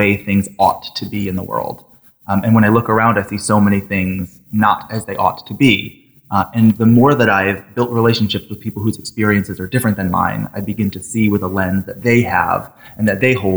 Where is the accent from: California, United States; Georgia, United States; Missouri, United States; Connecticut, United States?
Connecticut, United States; Thomaston; also born or lived in Waterbury, Connecticut; born in Waterbury, raised in Thomaston